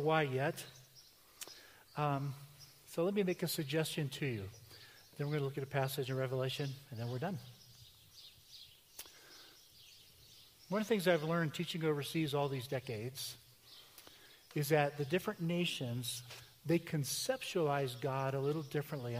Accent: United States; I'm an American, and I'm proud to be an American

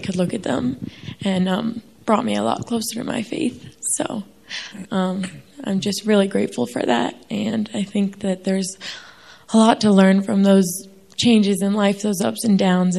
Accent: New York, United States; I'm from New York.

